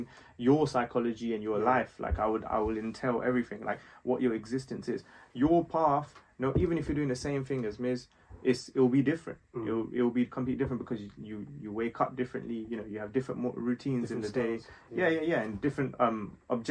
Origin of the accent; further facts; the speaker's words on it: London, United Kingdom; also born or lived in Nepal; grew up in West London